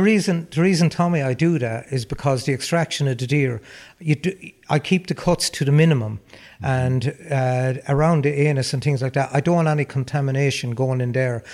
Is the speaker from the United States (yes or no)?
no; Roscrea, Tipperary, Ireland; my hometown in Ross Gray, uh, the Kinnity area